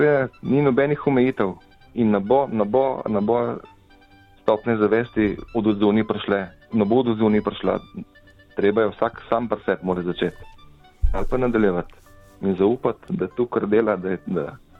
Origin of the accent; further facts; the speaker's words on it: Slovenia; vsi smo Slovenci